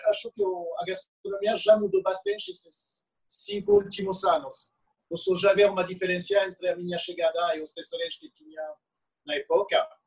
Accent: France; Portuguese is a second language; now in Brazil; já sabiam quem eu é sou, que é sou francês, uh, ah, que moro agora no bairro

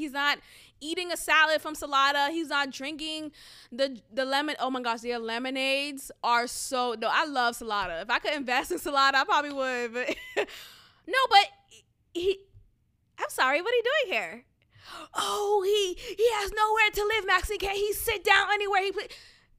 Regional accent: Boston, Massachusetts, United States; coming from where I came from Boston, like, I'm always aware

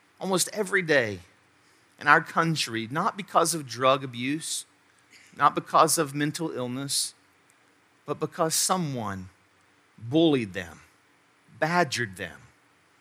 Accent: Charleston, United States; I moved back here to Charleston, my hometown, my home state

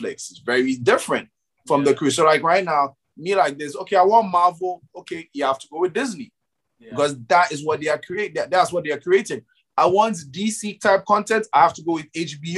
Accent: Ghana; for me as a Ghanaian

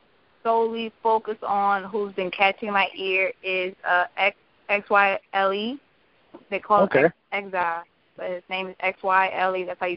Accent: New York, United States; now in Virginia, United States; I'm an 82 baby, so I've always been a fan of local independent artists. I'm from New York, so that's all I grew up around.

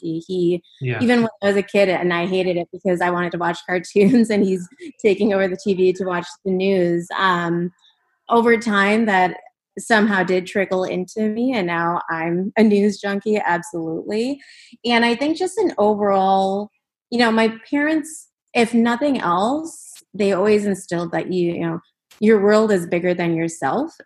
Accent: Minnesota, United States; moved away; I was born and raised in the Midwest, but my family is from West Bengal

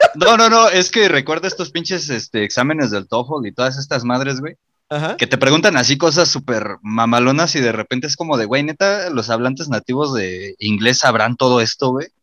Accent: Mexico; los mexicanos nacemos en donde se nos da la rechingada gana, porque yo no nací en Beverly Hills

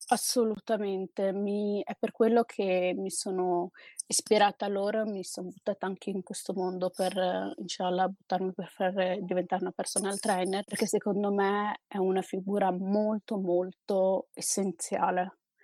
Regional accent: Trento, Trentino-Alto Adige, Italy; io sono del Trentino, a Trento

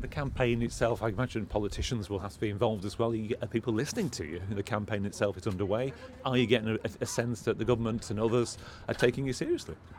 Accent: Morecambe, North West England, United Kingdom; I'm from Morecambe, you know, people I grew up and went to school

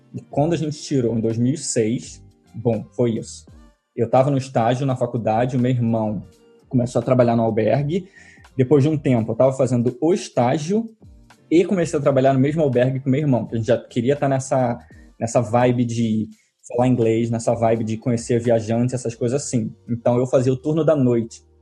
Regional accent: Rio de Janeiro, Brazil; moved away as an adult; also born or lived in London, United Kingdom / Cornwall, United Kingdom / Derby, United Kingdom / Bournemouth, United Kingdom; now in Brighton, United Kingdom; eu sou carioca, moro hoje em dia no sul da Inglaterra, em Brighton, mas eu saí do Brasil em 2007.

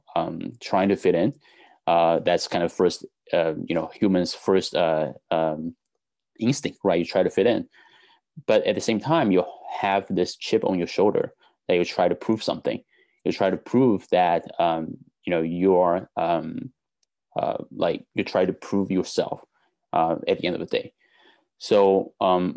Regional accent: China; now in United States; I was born in China, you know, I'm immigrant in the US.

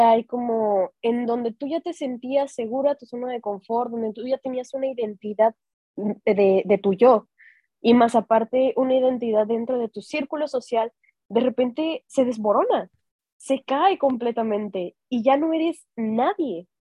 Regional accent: Mexico; moved away; yo soy ah, orgullosamente mexicana

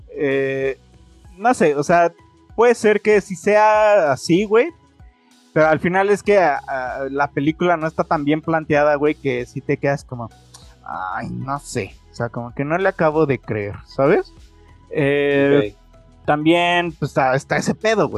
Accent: Mexico

